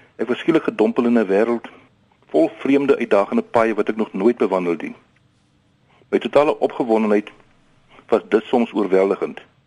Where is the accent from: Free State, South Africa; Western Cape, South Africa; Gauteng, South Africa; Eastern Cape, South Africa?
Eastern Cape, South Africa; Queenstown; also born or lived in Pretoria / Worcester; now in Tarkastad, South Africa; Ek het grootgeword in die Queenstown, Adelaide, Emotino area